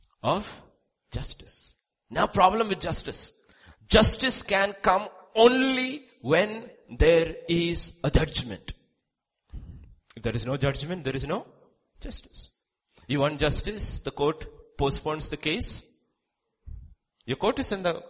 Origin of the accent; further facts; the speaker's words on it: India; We were all born in India, right? As Indian citizens